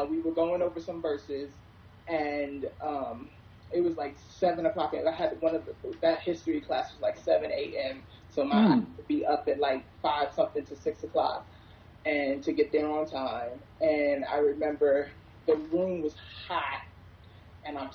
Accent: New York, United States; also born or lived in South Carolina; I am from New York, the food capital of the world

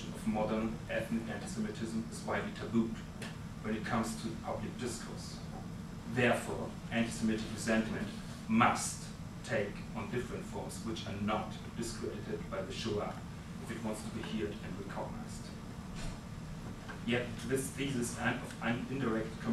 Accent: Munich, Bavaria, Germany; my hometown, Munich

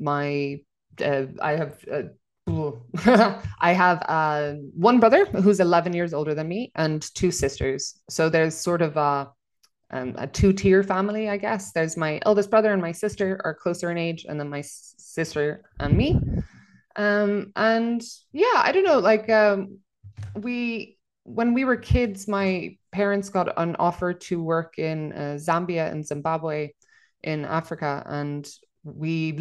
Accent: Enniskerry, Leinster, Ireland; moved away as an adult; now in Copenhagen, Denmark; I say I'm from Dublin because that makes it easier, but I'm actually from a small village just outside of Dublin called Enniskerry.

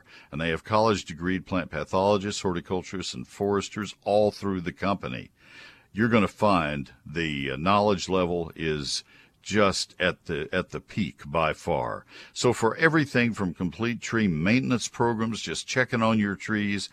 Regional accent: Texas, United States; also born or lived in Ohio; I grew up in Texas. My mom and dad were from Nebraska

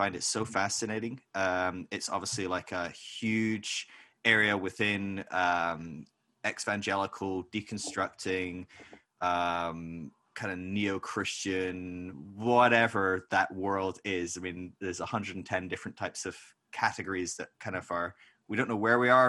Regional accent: Scotland, United Kingdom; I'm Scottish

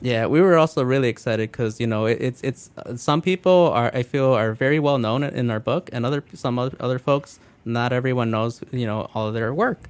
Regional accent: Calumet Park, Illinois, United States; also born or lived in Blue Island, Illinois / Grand Rapids, Michigan; I originally, you know, grew up in Calumet Park, then moved out to Blue Island

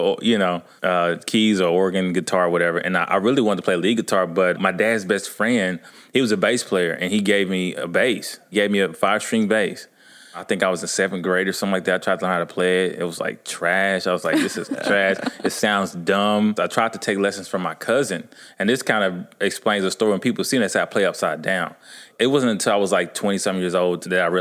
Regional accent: Dallas, Texas, United States; I grew up in a church. I'm from Dallas, Texas.

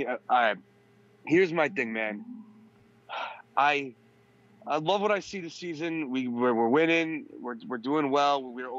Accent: Long Island, New York, United States; now in Manhattan, United States; Hey, what's up? … originally from Long Island, but everyone knows me as … because I was living in Manhattan

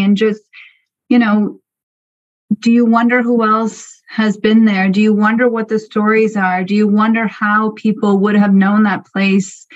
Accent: Algonquin territory, Ontario, Canada; I am Madawaskarini Algonquin, and I live in my ancestral territory, which is now, well, most of it is now covered by what is also known as Algonquin Provincial Park in Ontario.

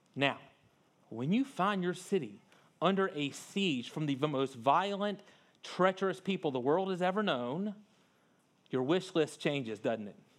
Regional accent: North Louisiana, United States; I grew up in North Louisiana, but it was not far from Vicksburg, Mississippi

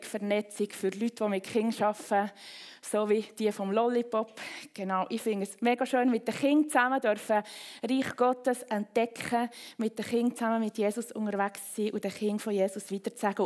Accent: Bern, Switzerland; now in Rapperswil, Switzerland; komme ich aus dem Kanton Bern, bin zu Frau Brunnen aufgewachsen

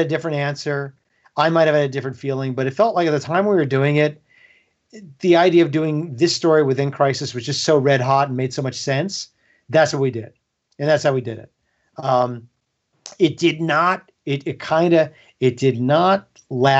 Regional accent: Dix Hills, New York, United States; now in California, United States; I grew up on Long Island. I grew up in Dix Hills

